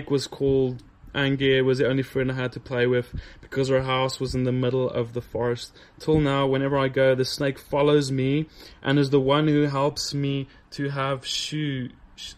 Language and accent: English; South Africa; But I grew up in South Africa, the tip of Africa